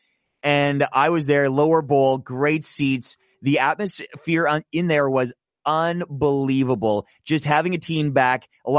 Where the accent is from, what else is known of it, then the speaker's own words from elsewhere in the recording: Manitoba, Canada; also born or lived in British Columbia, Canada; I was originally born in BC and my dad was a Canucks fan. And so we moved to Manitoba basically at the exact same time that the Jets left.